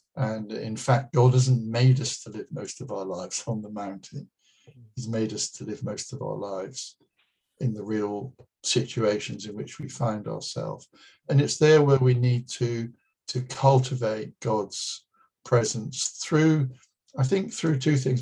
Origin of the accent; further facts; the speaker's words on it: United Kingdom; being British